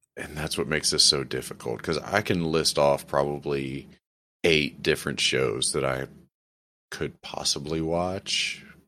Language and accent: English; New Orleans, Louisiana, United States; I grew up in South Louisiana, specifically around the city of New Orleans